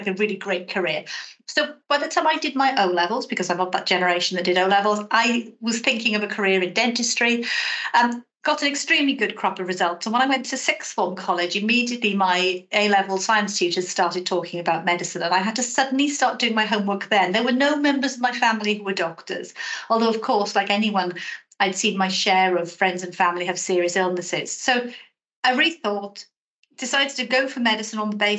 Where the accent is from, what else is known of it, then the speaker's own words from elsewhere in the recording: South Wales, United Kingdom; moved away; you'll pick up from my accent that I'm from South Wales originally. I'm brought up in a reasonably tough area. It was a former mining community